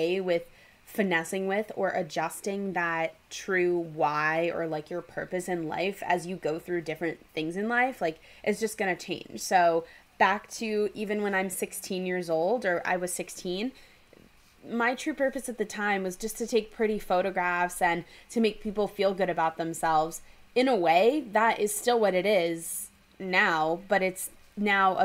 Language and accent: English; New York City, New York, United States; I'm from New York City.